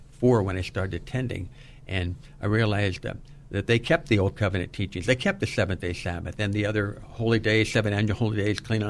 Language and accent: English; San Francisco, California, United States; also born or lived in San Jose / Watsonville; Born and raised in San Francisco, second generation San Franciscan